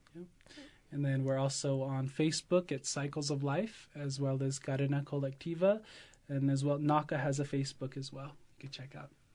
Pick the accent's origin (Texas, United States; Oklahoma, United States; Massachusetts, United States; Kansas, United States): Oklahoma, United States; I'm absentee Shawnee from Oklahoma